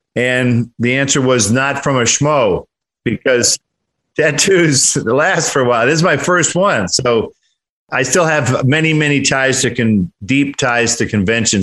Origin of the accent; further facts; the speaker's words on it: Detroit, Michigan, United States; also born or lived in Oregon; now in Los Angeles, United States; I'm from Detroit